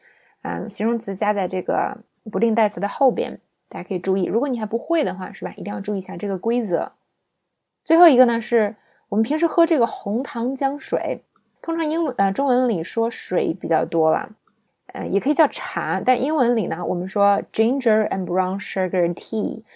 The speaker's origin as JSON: {"language": "Chinese", "country": "China", "said": "那么，作为中国人呢，我就说了啊，吃凉的东西呢，会让你的呃痛经更严重"}